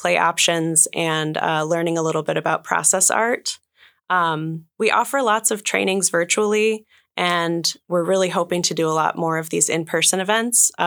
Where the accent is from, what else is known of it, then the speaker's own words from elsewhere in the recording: northern Michigan, United States; moved away as an adult; also born or lived in Ann Arbor, Michigan; now in Juneau, United States; we both grew up in northern Michigan, not the Upper Peninsula